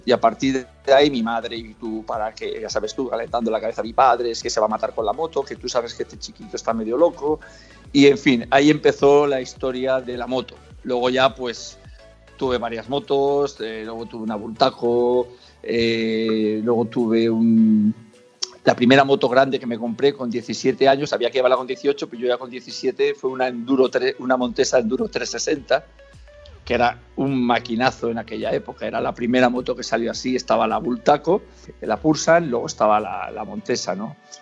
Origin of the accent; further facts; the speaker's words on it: Spain; moved away; also born or lived in Brazil; yo soy español